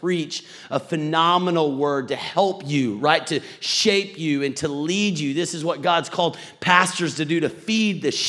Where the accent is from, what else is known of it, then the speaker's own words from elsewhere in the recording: Texas, United States; now in Atlanta, United States; I'm from Atlanta, married, two kids, but originally from Texas